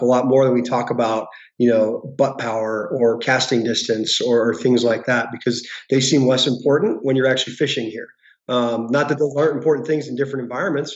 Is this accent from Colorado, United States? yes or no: yes; Denver, Colorado, United States; now in Bozeman, United States; I grew up uh, west of Denver